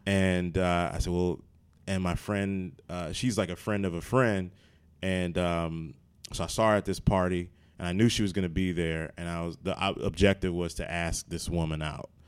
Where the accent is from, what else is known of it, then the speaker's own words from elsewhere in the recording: Maryland, United States; now in New Jersey, United States; I'm from Maryland